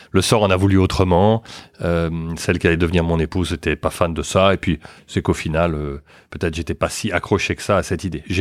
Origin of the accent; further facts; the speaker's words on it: France; born there; also born or lived in Luxembourg / New York / Boston / London; j'ai vécu, je suis né en France, mais j'ai vécu au Luxembourg, à New York, à Boston, à Londres, et puis maintenant de retour à, Paris.